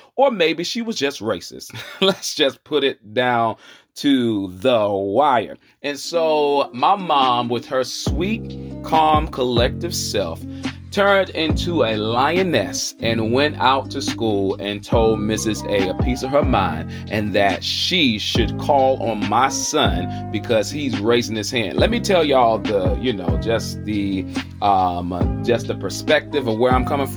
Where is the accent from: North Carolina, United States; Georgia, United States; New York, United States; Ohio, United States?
North Carolina, United States; Charlotte; accent: Southern